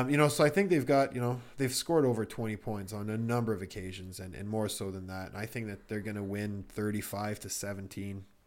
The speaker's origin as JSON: {"language": "English", "country": "Canada", "said": "I'm a Canadian"}